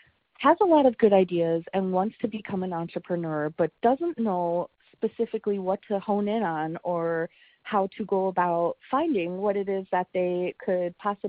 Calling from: Mason City, Iowa, United States; I'm calling from Mason City, Iowa.

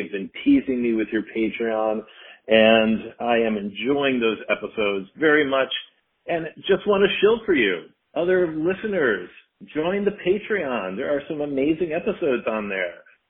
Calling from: Washington, District of Columbia, United States; I'm calling from West Hollywood. Actually, I'm calling from Washington, D.C. on my way back to West Hollywood.

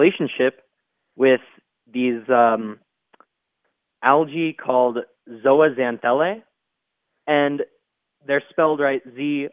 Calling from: Prescott, Arizona, United States; I'm calling from Prescott, Arizona

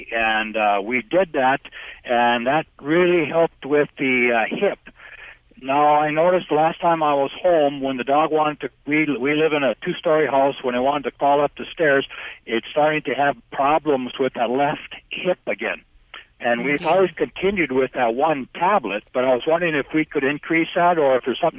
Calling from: North Dakota, United States; Well, right now I'm in North Dakota. I'm a truck driver on the road.

